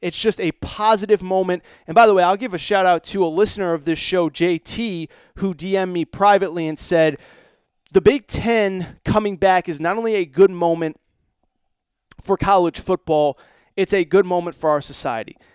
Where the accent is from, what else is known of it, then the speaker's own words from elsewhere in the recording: East Coast, United States; moved away as an adult; also born or lived in Southern California; now in California, United States; I am based in Southern California. I'm from the East Coast originally. I've been in California about eight years.